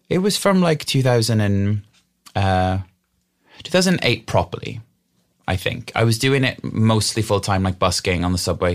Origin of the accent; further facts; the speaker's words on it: Wales, United Kingdom; we grew up in the middle of an old coal mining valley